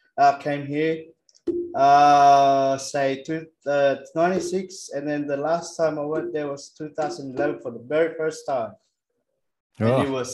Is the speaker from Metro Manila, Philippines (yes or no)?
yes; Pasig, Metro Manila, Philippines; now in Australia; I'm from Pasig.